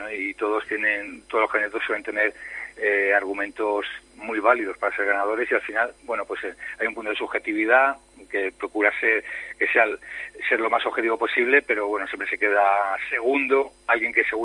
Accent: Spain; Yo no sé si mucha gente sabe que soy el periodista español

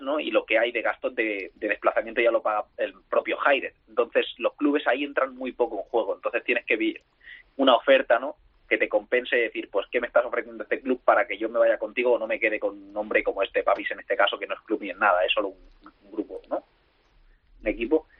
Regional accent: Barcelona, Catalonia, Spain; Soy de Barcelona.

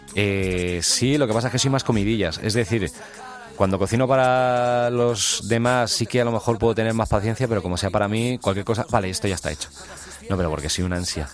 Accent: Alcalá, Spain; Yo soy de Alcalá

